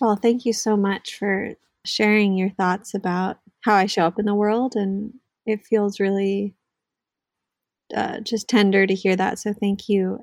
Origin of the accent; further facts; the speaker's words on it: Southern California, United States; moved away as an adult; also born or lived in New York City, United States; now in Northern California, United States; I grew up in SoCal, Southern California. Um, I grew up in the suburbs